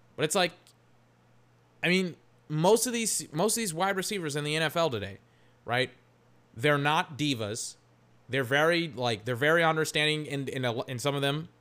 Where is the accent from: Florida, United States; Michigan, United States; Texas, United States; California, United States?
Texas, United States; Georgetown; moved away; I'm from Georgetown, Texas, and there's like a Little Caesars that came there, like, in some of my final years in high school